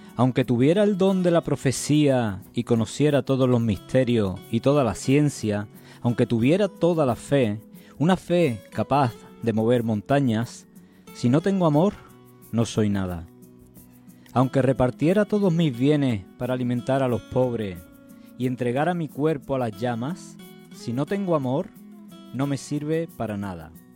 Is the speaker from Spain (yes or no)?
yes; San Juan, Andalusia, Spain; había ido yo a San Juan, que es mi pueblo de nacimiento